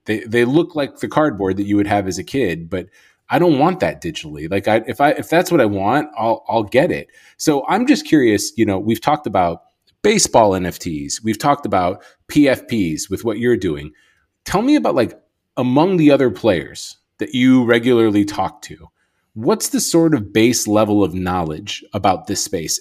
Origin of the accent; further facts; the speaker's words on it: Chicago, Illinois, United States; I'm from Chicago